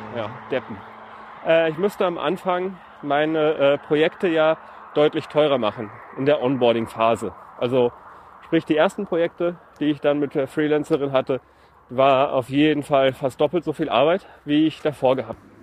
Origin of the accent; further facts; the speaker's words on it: a village near Cologne, North Rhine-Westphalia, Germany; ich bin auch im Dorf groß geworden